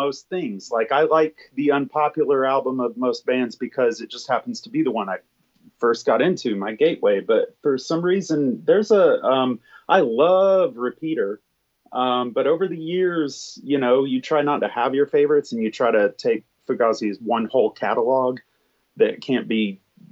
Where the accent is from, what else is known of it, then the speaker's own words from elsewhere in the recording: small town Alabama, United States; small town Alabama, there was really nothing else to do. We're 90 miles from the Florida beach.